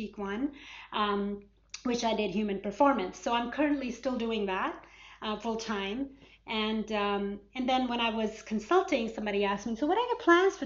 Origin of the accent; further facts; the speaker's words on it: Atlanta, Georgia, United States; growing up in Atlanta and in America, kind of just trying to stay in touch with my culture, being very, very American, living in Atlanta